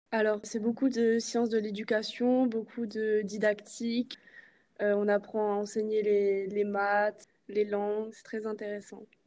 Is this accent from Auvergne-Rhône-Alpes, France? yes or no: no; Alsace, Grand Est, France; j'ai 21 ans et je viens d'Alsace